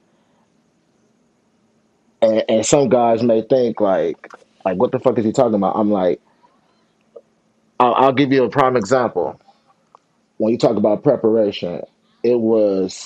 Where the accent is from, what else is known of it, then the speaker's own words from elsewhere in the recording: Long Beach, California, United States; I grew up in the Long Beach Poly system, along with Mercedes, Darnell Bing, a couple other guys from the area who all went there